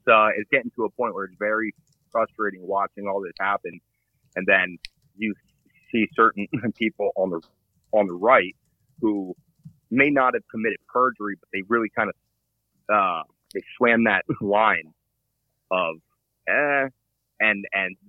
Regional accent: Allentown, Pennsylvania, United States; now in Poconos, United States; I grew up around Allentown

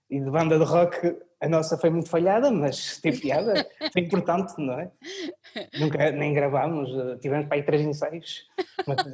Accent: Portugal; also born or lived in Orléans, France; Eu nasci em França. Nasci em França, em Orleans, em que tive a minha primeira ligação com a música, que foi onde tive formação musical depois voltei para Portugal

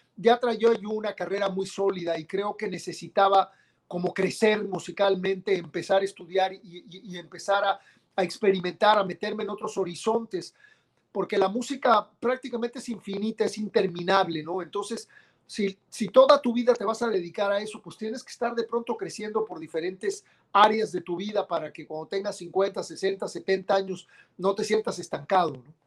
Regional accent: Mexico

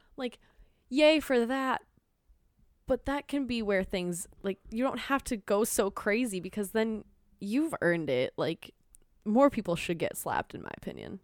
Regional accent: Minnesota, United States; accent: Minnesotan; I'm Minnesotan

